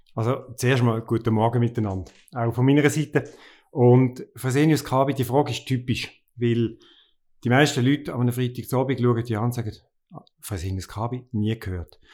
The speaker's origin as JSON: {"language": "German", "town": "Basel", "region": "Basel-Stadt", "country": "Switzerland", "tie": "born or raised there", "moved": "yes", "lives_now": "Lucerne, Switzerland", "said": "als Basler musst du Klischee erfüllen. Und ich bin in der Nähe von der Chemie aufgewachsen"}